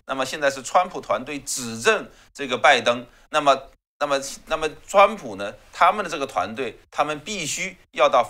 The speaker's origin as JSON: {"language": "Chinese", "country": "China", "said": "我们中国人讲这个“窃国者侯，窃钩者诛”，对不对？"}